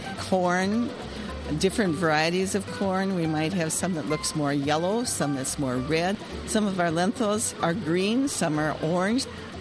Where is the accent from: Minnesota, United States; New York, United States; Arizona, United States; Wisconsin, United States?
Minnesota, United States; I am from Western Minnesota.